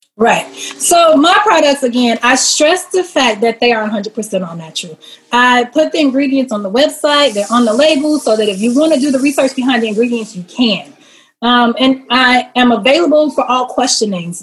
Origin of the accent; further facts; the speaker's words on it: Chicago, Illinois, United States; Born and raised though, Chicago, born and raised